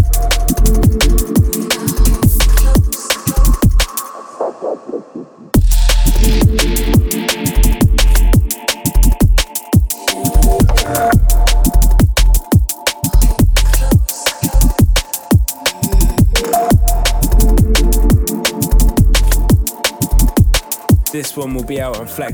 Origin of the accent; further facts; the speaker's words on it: Malvern, West Midlands, United Kingdom; moved away; also born or lived in Herefordshire; Malvern, which is our hometown, home area.